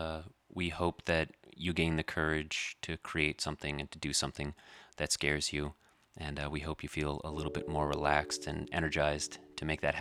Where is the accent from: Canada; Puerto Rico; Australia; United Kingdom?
Canada; we are Canadian and proud